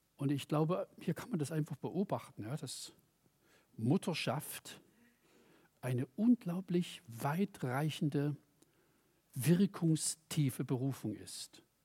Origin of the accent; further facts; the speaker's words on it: Germany; ich komme aus der DDR